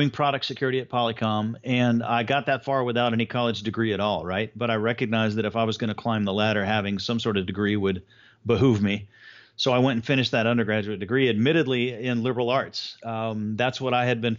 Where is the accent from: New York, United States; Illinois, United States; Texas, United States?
Texas, United States; Houston; also born or lived in Miami, Florida; Mostly in Houston, although part of my early childhood, we actually lived in Miami, Florida